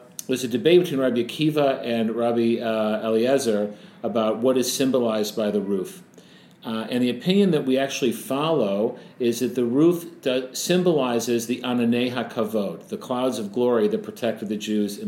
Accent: United States; many of us growing up in the States

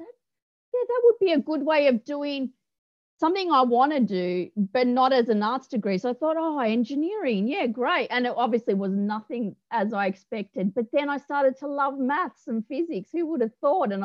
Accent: Melbourne, Victoria, Australia; moved away as an adult; also born or lived in Cooma / Canberra; Melbourne girl through and through

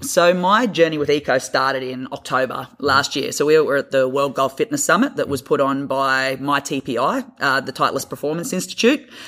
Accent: Australia; moved away; I'm a Australian PT or physio, as we call it over there

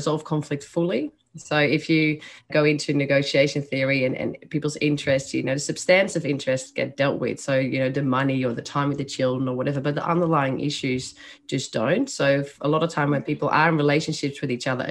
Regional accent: Netherlands; accent: Dutch; English is a second language; moved away as an adult; now in Australia; As you can hear by my accent, I was born in the Netherlands. So that's where that accent and the name comes from.

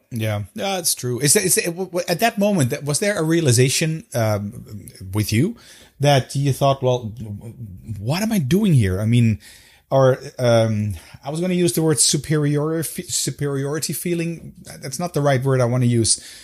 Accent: Netherlands

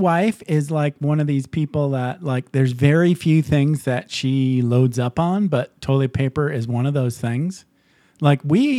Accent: Upper Peninsula of Michigan, United States; I grew up in Michigan.

